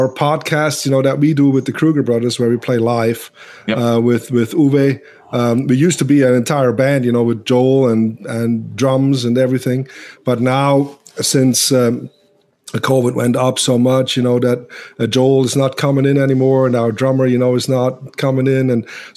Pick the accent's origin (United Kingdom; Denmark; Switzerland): Switzerland; English is a second language; now in United States; I'm from Europe, and my English is not all that good. But, you know, growing up in Switzerland